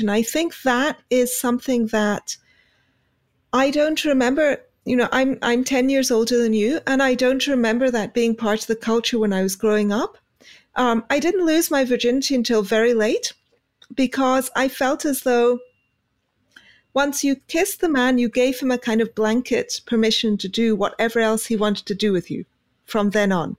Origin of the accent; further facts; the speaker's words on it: United Kingdom; being British